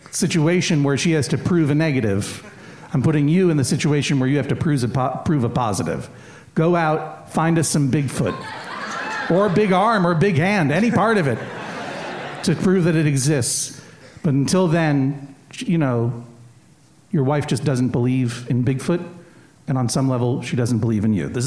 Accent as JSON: {"language": "English", "region": "New England", "country": "United States", "said": "but I'm from New England, that's a term of affection in New England."}